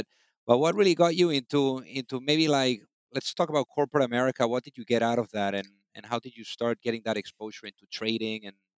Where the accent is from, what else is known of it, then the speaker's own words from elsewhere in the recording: Spain; moved away; I'm originally from Spain